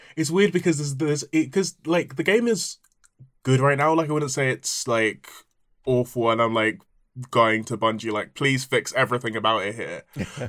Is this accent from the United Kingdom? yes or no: no; Nigeria; I am Nigerian